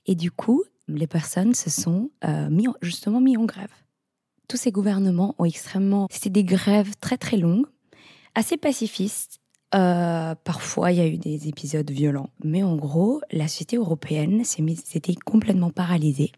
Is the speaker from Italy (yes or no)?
yes; Italy; moved away; also born or lived in Netherlands; je suis italienne